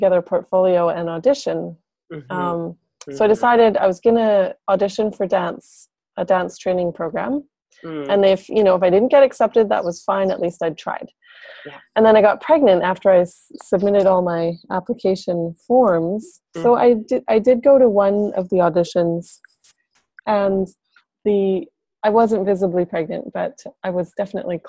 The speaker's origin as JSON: {"language": "English", "town": "Whitehorse", "region": "Yukon", "country": "Canada", "tie": "born or raised there", "also_born_or_lived": "Montreal", "said": "I grew up downtown Whitehorse"}